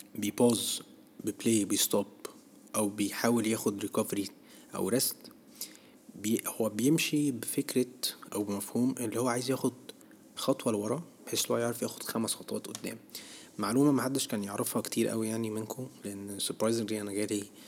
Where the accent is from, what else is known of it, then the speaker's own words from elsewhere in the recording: Egypt; احنا كشعب مصري